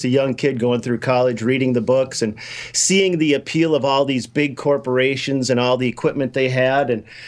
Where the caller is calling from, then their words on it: Minnesota, United States; Minnesota, don't you know?